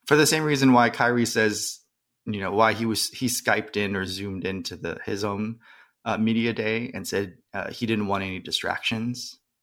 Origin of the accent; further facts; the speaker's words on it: San Jose, California, United States; growing up in San Jose